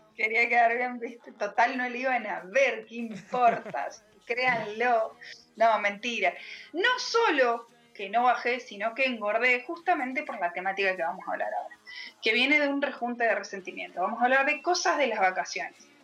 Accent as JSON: {"language": "Spanish", "region": "Mendoza", "country": "Argentina", "said": "Soy de Mendoza también, pero estoy mucho más al"}